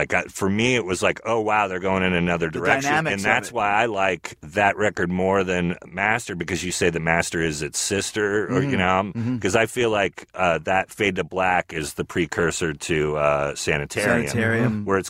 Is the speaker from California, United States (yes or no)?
yes; the Bay Area, California, United States; I'm 50, so I liked the first record, and also growing up in the Bay Area